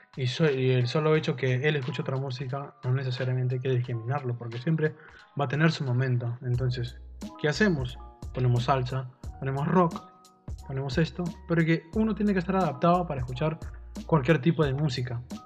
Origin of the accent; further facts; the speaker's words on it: Peru; nosotros somos peruanos